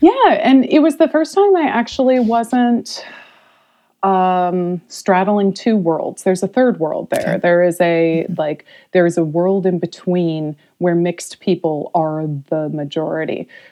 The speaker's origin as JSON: {"language": "English", "town": "Modesto", "region": "California", "country": "United States", "tie": "born or raised there", "also_born_or_lived": "Hawaii / North Bay, California", "said": "I'm from California originally. Um, mm-hmm. I uh, escaped the uh, the upbringing in Modesto, California that I had"}